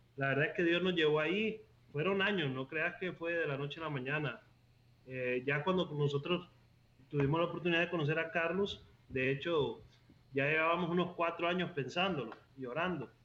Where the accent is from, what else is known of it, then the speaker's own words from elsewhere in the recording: La Ceiba, Atlántida, Honduras; moved away as an adult; also born or lived in Costa Rica; Yo nací en la Ceiba, Honduras. Ok. Eh, pero me fui más o menos a inicios de mis 20 a Costa Rica y vivía allá 13 años